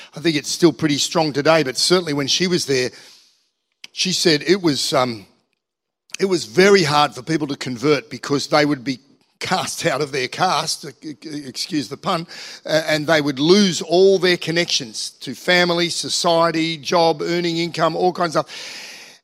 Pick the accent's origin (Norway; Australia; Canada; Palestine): Australia; Manly, New South Wales; moved away as an adult; now in Central Coast, Australia; I grew up in Manly. I grew up in Manly Warringah